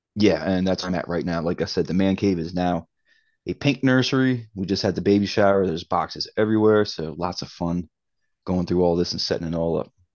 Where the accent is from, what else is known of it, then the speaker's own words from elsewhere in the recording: Baltimore, Maryland, United States; also born or lived in Cape Coral, Florida; I'm, I'm from Baltimore